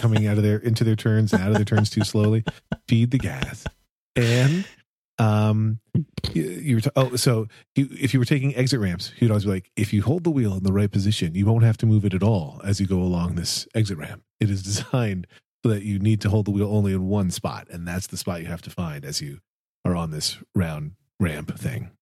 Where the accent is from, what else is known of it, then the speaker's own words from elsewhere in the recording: Pennsylvania, United States; now in New Jersey, United States; I grew up in Pennsylvania